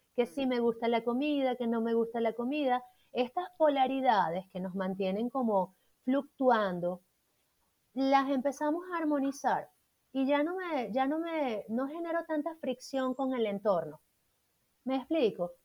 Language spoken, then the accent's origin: Spanish; Puerto Ordaz, Bolívar, Venezuela; moved away as an adult; also born or lived in Caracas, Venezuela / Bogotá, Colombia; now in Colombia; yo soy de Venezuela, de Puerto Ordaz, al